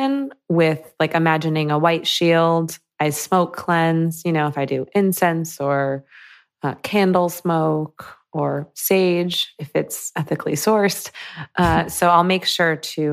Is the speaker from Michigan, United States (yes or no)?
yes; Michigan, United States; So I grew up in Michigan, like a suburb in Michigan.